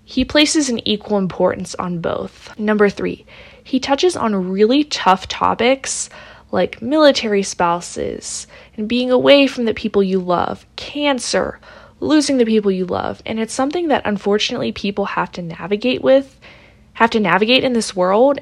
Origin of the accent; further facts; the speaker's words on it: Pittsburgh, Pennsylvania, United States; I'm from Pittsburgh.